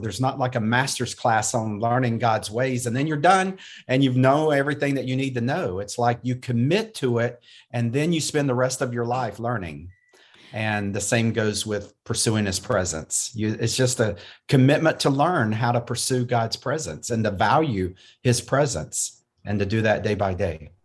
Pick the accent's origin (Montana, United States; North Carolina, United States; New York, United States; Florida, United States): North Carolina, United States; I was born and raised in North Carolina